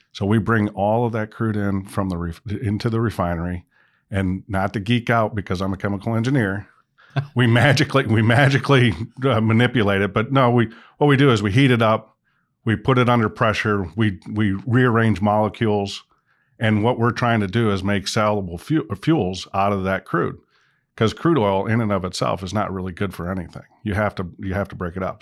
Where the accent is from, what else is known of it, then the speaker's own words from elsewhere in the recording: Michigan, United States; moved away as an adult; also born or lived in North Dakota; now in Indiana, United States; originally I'm from Michigan.